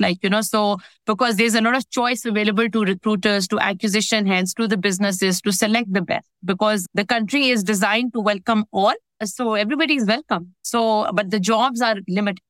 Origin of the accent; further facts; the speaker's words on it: Pakistan; moved away as an adult; now in United Arab Emirates; in pakistan which is my home country